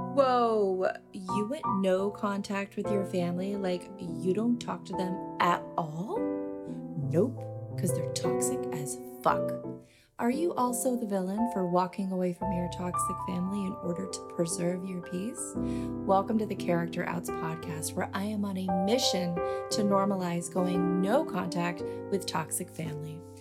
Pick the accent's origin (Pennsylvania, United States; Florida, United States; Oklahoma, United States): Florida, United States; moved away; I grew up in Florida, so it was just hot constantly